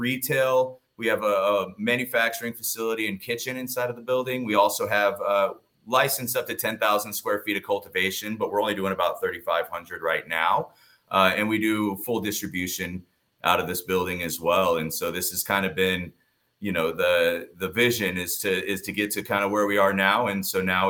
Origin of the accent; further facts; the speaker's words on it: Colorado, United States; now in Palm Desert, United States; I'm from Colorado